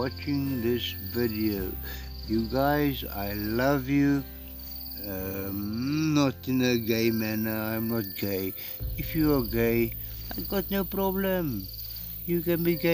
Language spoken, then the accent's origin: English; South Africa; first language Afrikaans; English is a second language; I am a South African. Ek is Suid-Afrikaner. Ek is Suid-Afrikaner. Ek is gebore in Suid-Afrika. My moedertaal is Afrikaans